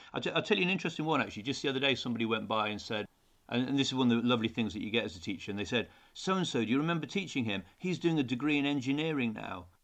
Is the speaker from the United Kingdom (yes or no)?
yes; Newcastle upon Tyne, North East England, United Kingdom; I grew up in Newcastle, so I was used to the, the, the cold weather.